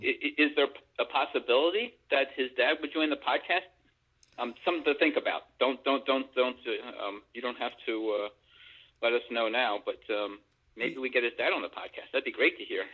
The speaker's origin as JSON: {"language": "English", "town": "Philadelphia", "region": "Pennsylvania", "country": "United States", "said": "I'm from Philly too"}